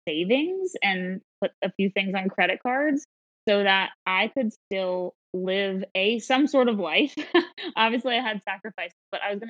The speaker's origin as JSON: {"language": "English", "town": "Philadelphia", "region": "Pennsylvania", "country": "United States", "said": "I'm from Philadelphia"}